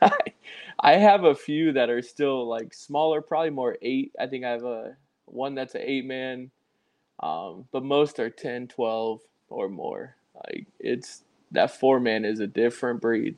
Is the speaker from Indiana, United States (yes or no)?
yes; Indiana, United States; I grew up in Indiana, so um, about 15 minutes away from Notre Dame